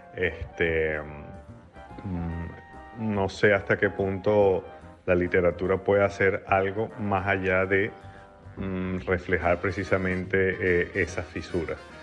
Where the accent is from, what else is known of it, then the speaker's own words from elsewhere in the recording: Venezuela; moved away; mi propia experiencia como venezolano emigrante